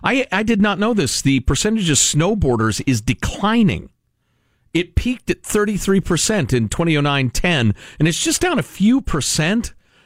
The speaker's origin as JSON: {"language": "English", "region": "Midwest", "country": "United States", "tie": "born or raised there", "said": "Growing up in the Midwest where it snows a lot, in the 70s"}